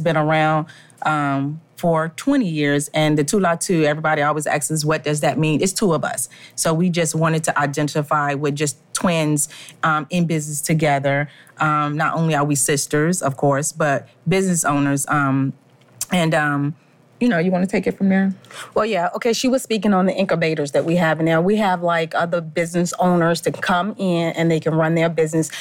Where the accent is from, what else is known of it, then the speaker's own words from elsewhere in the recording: Richmond, Virginia, United States; We're from Richmond, Virginia